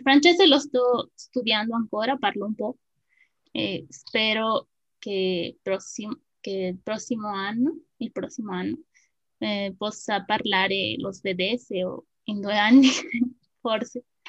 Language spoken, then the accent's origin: Italian; Mexico; Italian is a second language; also born or lived in State of Mexico; sono una messicana